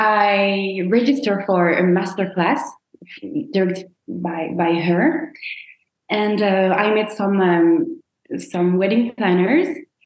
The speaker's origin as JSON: {"language": "English", "town": "Rennes", "region": "Brittany", "country": "France", "tie": "born or raised there", "second_language": "English", "moved": "yes", "lives_now": "Paris, France", "said": "I was born in Rennes, which is in Brittany. It's 4 hours by car from Paris."}